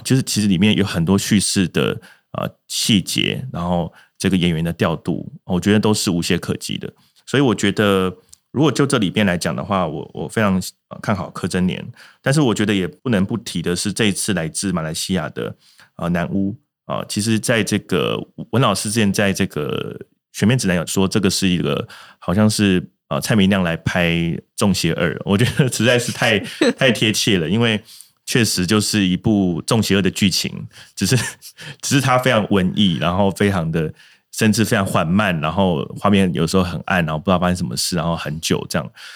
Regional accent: Taiwan; 我相信很多台湾啊，如果说三四十岁以上的族群的观众看到，会多少有些共鸣啊。我们就是在这个时代下长大

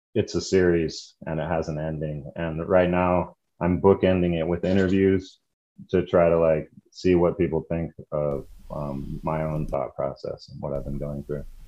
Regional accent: the West, northern New Mexico, United States; growing up in the West and being uh, the child of hippies, uh, my dad was in Vietnam. When he came back, he, uh, you know, did an about face on all of his thinking, basically, and moved my brother and I and my mom uh, to New Mexico to join a commune.

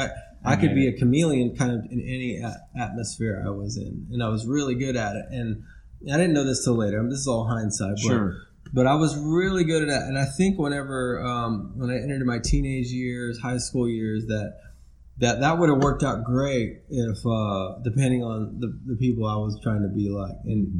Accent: South Africa; born there; also born or lived in Mexico / United States; But we moved around a lot. I was born in South Africa. I lived in Mexico for a couple of years, and then in between all that, we moved in different parts of the States.

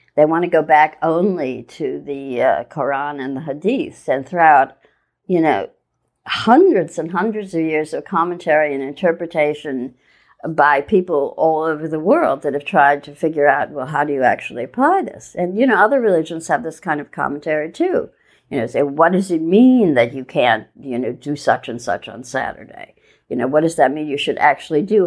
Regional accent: Midwest, United States; moved away as an adult; now in New York, United States; I grew up in the Midwest moved to New York in the 70s, late 70s

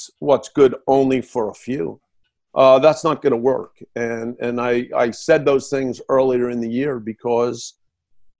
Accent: New Jersey, United States; I'm from New Jersey

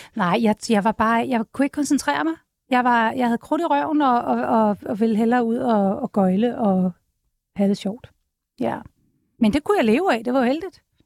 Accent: Copenhagen, Capital Region of Denmark, Denmark; born or raised there

